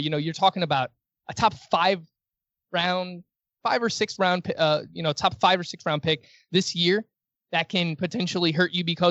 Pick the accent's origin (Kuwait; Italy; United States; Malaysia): United States; New York City, New York; I was born in Queens, New York. This is where I've lived my entire life.